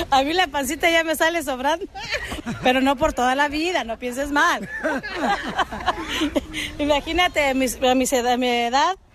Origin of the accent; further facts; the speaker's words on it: Michoacán, Mexico; Soy la güera de Michoacán